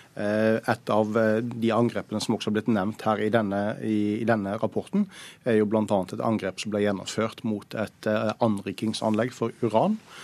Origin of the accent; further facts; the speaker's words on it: Norway; oss som nordmenn